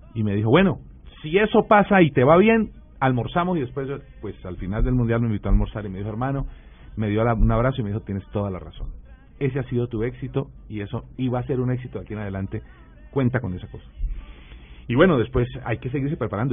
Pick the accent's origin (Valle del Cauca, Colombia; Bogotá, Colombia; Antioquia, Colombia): Valle del Cauca, Colombia; Florida; yo soy de Florida Valle, un municipio al sur del departamento del Valle